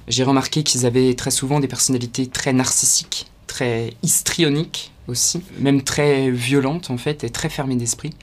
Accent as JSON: {"language": "French", "area": "Ardennes", "region": "Grand Est", "country": "France", "moved": "as an adult", "lives_now": "Paris, France", "said": "je viens des Ardennes à la base. En 2017 je suis arrivé à Paris"}